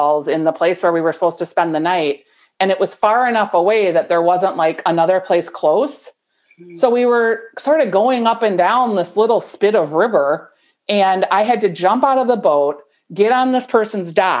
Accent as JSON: {"language": "English", "town": "Bloomington", "region": "Minnesota", "country": "United States", "tie": "born or raised there", "also_born_or_lived": "St. Paul", "lives_now": "Golden Valley, United States", "said": "I grew up in Bloomington, but then at 18, I left home and I've lived in the city the whole"}